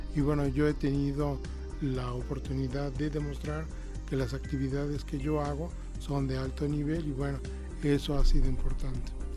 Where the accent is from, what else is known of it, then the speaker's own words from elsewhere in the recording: Mexico; no solamente soy el único mexicano, soy el único latinoamericano